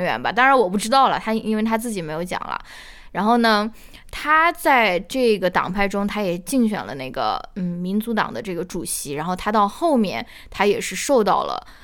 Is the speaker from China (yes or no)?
yes; China; 用我们中国人比较熟悉的一个比方来打